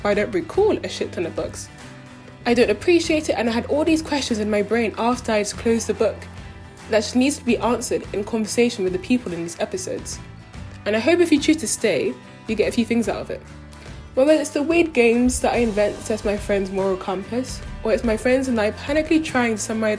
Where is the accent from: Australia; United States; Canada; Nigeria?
Nigeria; also born or lived in South London; now in London, United Kingdom; I'm a medical student living in South London. I'm Nigerian